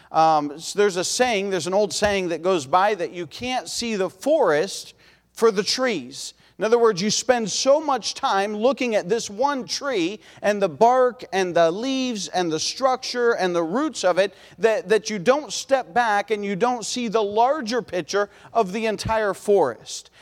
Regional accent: Ohio, United States; we're from Ohio

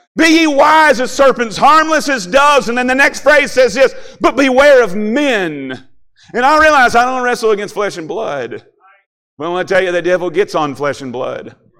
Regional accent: Kentucky, United States; moved away as an adult; now in Ohio, United States; I grew up in Kentucky

